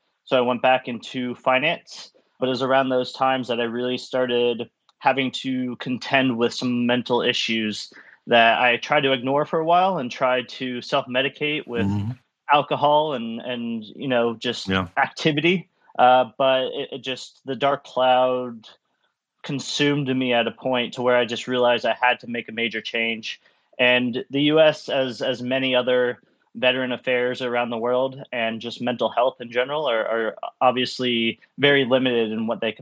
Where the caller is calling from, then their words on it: United States; I am calling in from the United States. I'm currently in Florida.